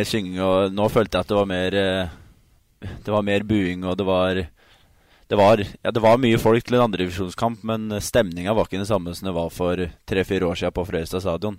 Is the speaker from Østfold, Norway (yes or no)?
yes; Sarpsborg, Østfold, Norway; also born or lived in Halden; som østfolding, haldenser og egentlig sarping